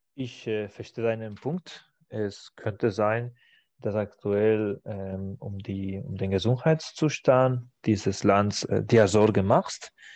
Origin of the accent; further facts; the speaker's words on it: Spain; German is a second language; now in Germany; in meiner Heimat in Spanien